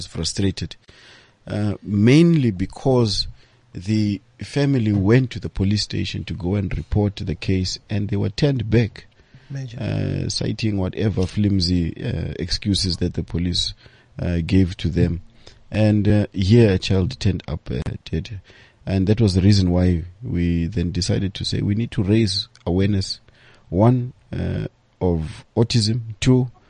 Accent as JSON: {"language": "English", "town": "Mamelodi", "region": "Gauteng", "country": "South Africa", "said": "We are fortunately originally from Mamelodi ourselves"}